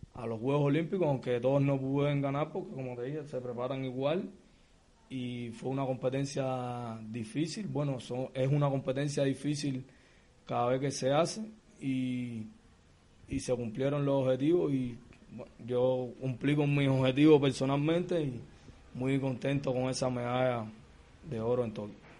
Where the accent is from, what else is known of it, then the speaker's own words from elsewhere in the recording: Havana, Cuba; natural de La Habana, vivo en el municipio de Arroyo, en La Guinera